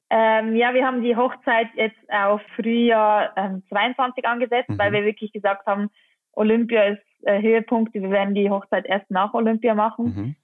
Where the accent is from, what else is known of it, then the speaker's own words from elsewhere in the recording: Engelberg, Obwalden, Switzerland; in Engelberg, in meinem Heimatort